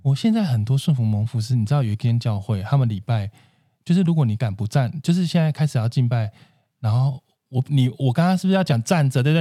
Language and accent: Chinese; central and southern Taiwan, Taiwan; moved away; 我是中南部人